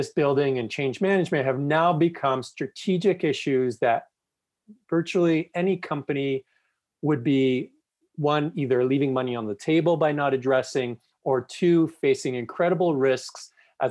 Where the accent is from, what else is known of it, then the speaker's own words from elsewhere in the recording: Toronto, Ontario, Canada; moved away as an adult; now in Calgary, Canada; Toronto, which is actually my hometown